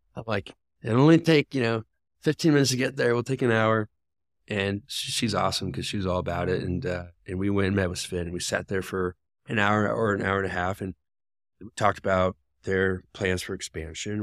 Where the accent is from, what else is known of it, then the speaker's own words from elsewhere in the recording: Des Moines, Iowa, United States; now in Denver, United States; I grew up in Des Moines.